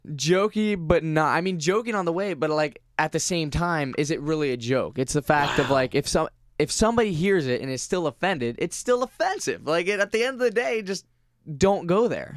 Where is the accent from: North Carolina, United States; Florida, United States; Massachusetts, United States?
Florida, United States; Vero Beach; I grew up in Vero Beach, Florida, which is majority older, white, kind of conservative